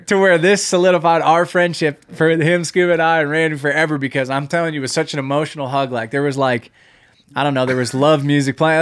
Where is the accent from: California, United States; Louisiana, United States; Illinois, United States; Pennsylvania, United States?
Pennsylvania, United States; When I grew up hunting in Pennsylvania